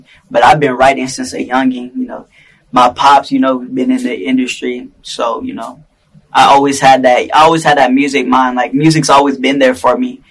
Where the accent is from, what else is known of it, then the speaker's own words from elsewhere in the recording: Tacoma, Washington, United States; I'm from Tacoma, Washington. I'm from out here